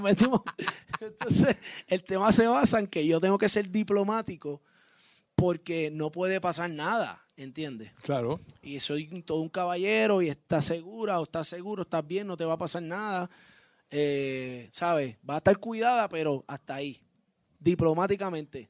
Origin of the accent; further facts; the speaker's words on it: Puerto Rico; vivo, nací y criado en Puerto Rico, orgulloso de ser puertorriqueño